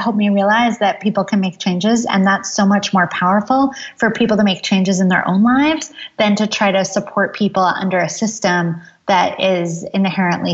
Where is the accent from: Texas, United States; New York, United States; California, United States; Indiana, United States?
New York, United States; Ithaca; I grew up in Ithaca, New York, which is a college town in upstate New York